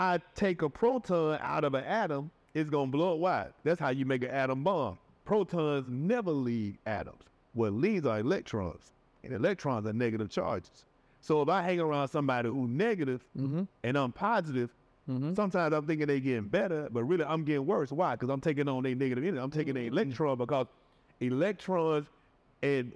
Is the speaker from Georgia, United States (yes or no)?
yes; Atlanta, Georgia, United States; moved away; I'm from Atlanta. I'm from the outside